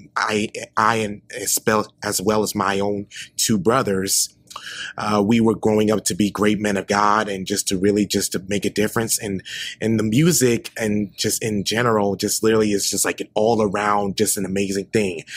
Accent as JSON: {"language": "English", "town": "Memphis", "region": "Tennessee", "country": "United States", "moved": "as an adult", "lives_now": "Nashville, United States", "said": "I am originally from Memphis, Tennessee, and uh, recently moved to Nashville"}